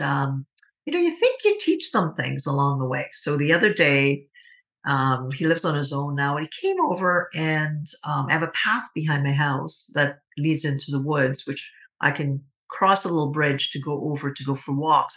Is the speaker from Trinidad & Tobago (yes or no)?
yes; Trinidad & Tobago; moved away; as a young girl uh, growing up in Trinidad and Tobago.